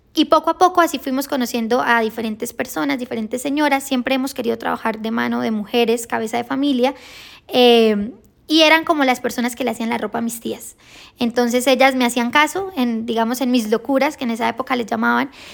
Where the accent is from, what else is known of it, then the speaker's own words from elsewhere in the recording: Girón, Santander, Colombia; Nosotros somos de Santander, de un municipio que se llama Girón